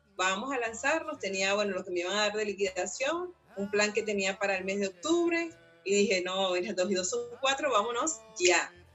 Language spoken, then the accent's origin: Spanish; Venezuela; moved away; soy emigrante de Venezuela